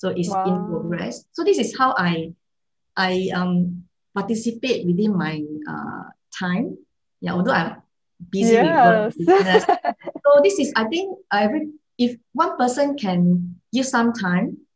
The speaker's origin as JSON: {"language": "English", "country": "Malaysia", "tie": "born or raised there", "also_born_or_lived": "Singapore", "moved": "yes", "said": "I come from Malaysia, okay? I stayed in Singapore for many years. So in the past, during my childhood, I experienced kampung life"}